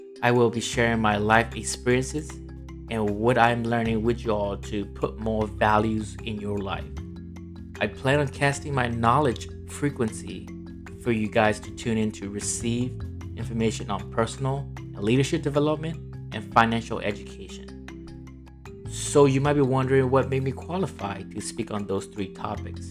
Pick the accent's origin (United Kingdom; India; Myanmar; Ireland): Myanmar; English is a second language; moved away as an adult; now in United States; I am born and raised in Myanmar for the first 18 years of my life, until I migrated to this great nation called US